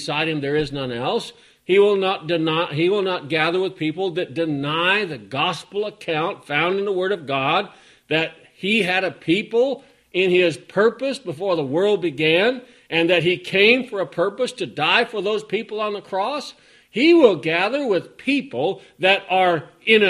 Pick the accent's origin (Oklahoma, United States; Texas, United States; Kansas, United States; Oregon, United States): Oregon, United States; when I head out from here to go to the town I grew up